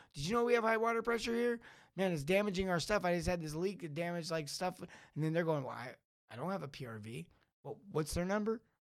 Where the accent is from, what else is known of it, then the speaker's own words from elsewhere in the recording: Los Angeles, California, United States; growing up in L